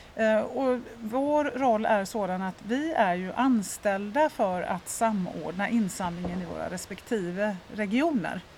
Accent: Lerum, Västra Götaland, Sweden; moved away as an adult; now in Stockholm, Sweden; Jag är uppvuxen i, född och uppvuxen i Göteborg, Lerum närmare mm. bestämt

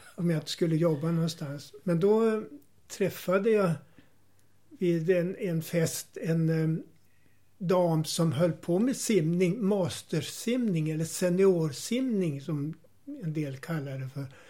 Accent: Härnösand, Västernorrland County, Sweden; now in Tyresö, Sweden; jag är uppvuxen i Härnösand i början på 1930-talet

